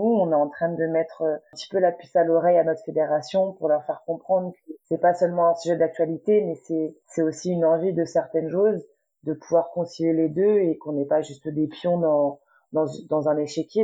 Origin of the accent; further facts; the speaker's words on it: Paris region, Île-de-France, France; moved away as an adult; now in Laval, France; Actuellement, j'habite à Laval, mais je viens de la région parisienne